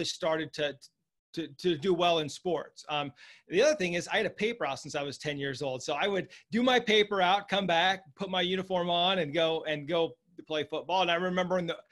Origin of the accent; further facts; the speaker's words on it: Lincoln, Nebraska, United States; I was raised in Lincoln, Nebraska